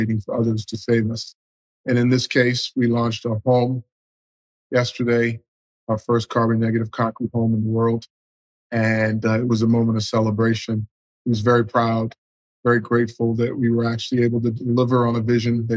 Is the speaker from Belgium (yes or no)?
no; Bahamas; growing up in the Bahamas